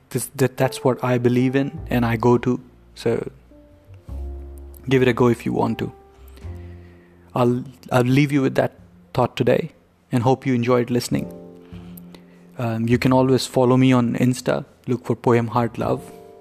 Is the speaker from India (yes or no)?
yes; India; I grew up in India